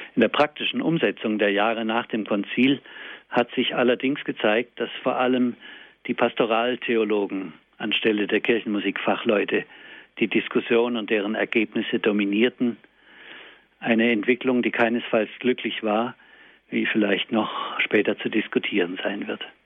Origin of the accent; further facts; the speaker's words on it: Germany; bei uns in Deutschland